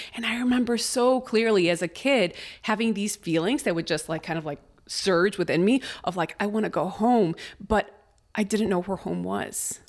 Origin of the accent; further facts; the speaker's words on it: Chicago, Illinois, United States; English is a second language; also born or lived in Mexico City, Mexico; I was born in Mexico City. At five years old, my mom meets my dad, my stepdad, and we move to Chicago